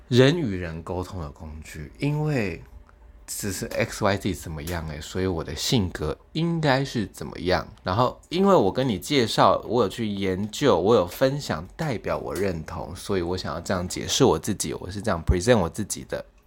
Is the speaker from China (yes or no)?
no; Taiwan; 我觉得星座俨然已经成为我们台湾人现在的一个话题哦